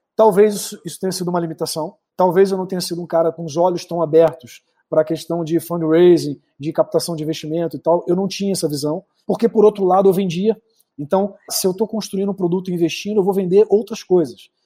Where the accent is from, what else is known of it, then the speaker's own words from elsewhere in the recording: Rio de Janeiro, Brazil; now in Espírito Santo, Brazil; Vim ali do Rio de Janeiro, Campo Grande, Big Field, terra de Malboro. Só quem é de Campo Grande sabe o que, que significa